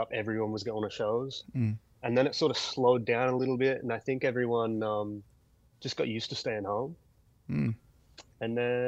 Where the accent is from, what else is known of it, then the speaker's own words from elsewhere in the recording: Wollongong, New South Wales, Australia; we're from Wollongong, which is, you know, an hour south of Sydney.